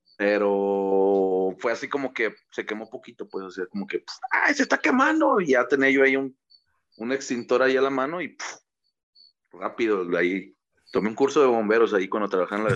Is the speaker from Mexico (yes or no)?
yes; Mexico; somos mexicanos güeros o somos este morenos